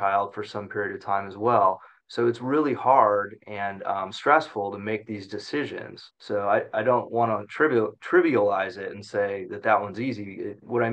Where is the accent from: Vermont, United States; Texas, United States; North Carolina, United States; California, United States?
California, United States; Central Valley; I grew up in the Central Valley, made it out of there over to the ocean and haven't left since